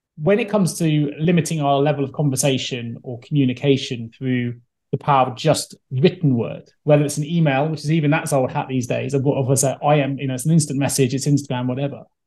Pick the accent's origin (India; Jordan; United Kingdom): United Kingdom; England; we're English